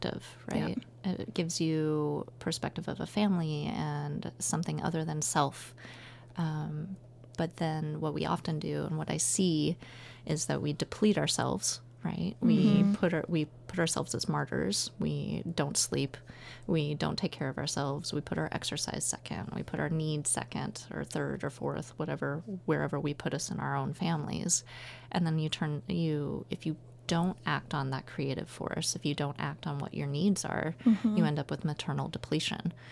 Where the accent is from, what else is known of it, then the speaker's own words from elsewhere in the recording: Nebraska, United States; also born or lived in Southern California; now in Portland, United States; I grew up in Nebraska